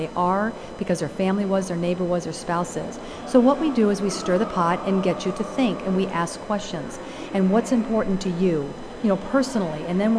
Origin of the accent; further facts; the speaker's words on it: Caracas, Capital District, Venezuela; born there; moved away; because I'm not from this country. I was born in Venezuela, Caracas, Venezuela.